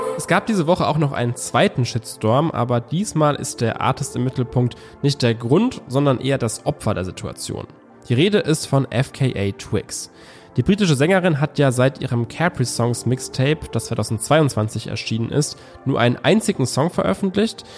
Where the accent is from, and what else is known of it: Germany